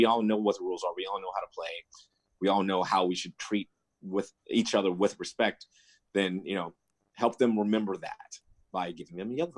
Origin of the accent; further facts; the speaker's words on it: West Coast, United States; Obviously I'm from West Coast. I probably have West Coast bias as of right now.